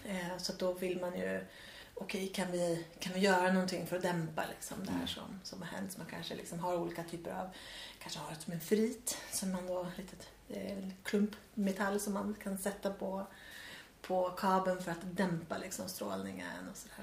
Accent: Värmland, Sweden; moved away; på landet hemma i Värmland som jag kommer ifrån

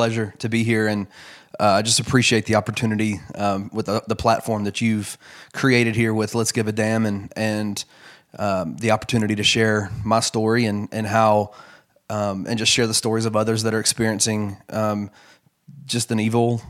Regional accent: Memphis, Tennessee, United States; also born or lived in Fort Worth, United States; Yeah, so I was born in Fort Worth, Texas. My dad was in seminary when I was born. My entire extended family is actually from Memphis. So within about a year and a half, I think we were back in Memphis

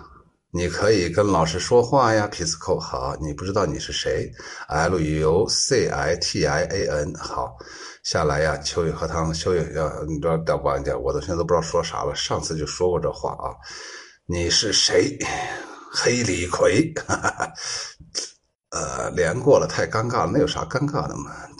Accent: Guangdong, China; 你们都是高智商，我也是广东人，对，好好听啊！

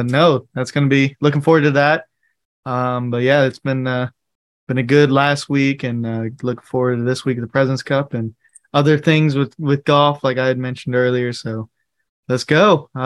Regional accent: Baton Rouge, Louisiana, United States; hey, I'm from the East Baton Rouge.

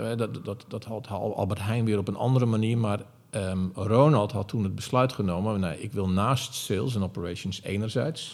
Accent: Zeeland, Netherlands; moved away as an adult; also born or lived in Amsterdam; Ik kwam uit Zeeland, ik was 18.

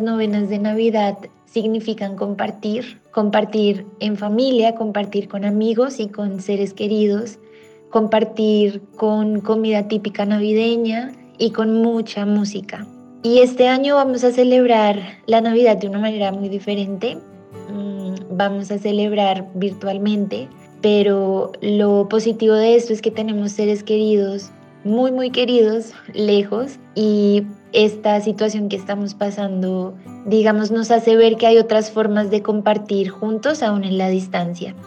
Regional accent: Ocaña, Norte de Santander, Colombia; nací en Ocaña, norte de Santander.

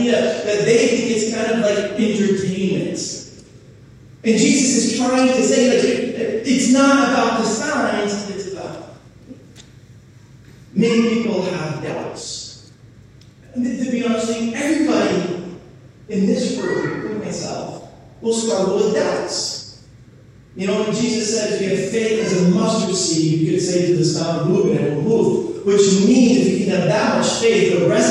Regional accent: New Hampshire, United States; I grew up in New Hampshire

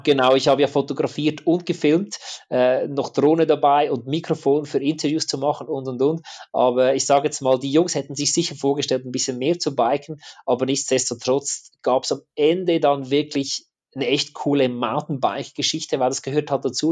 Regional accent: apprenticeship in the canton of Zug, Switzerland; ich als Schweizer

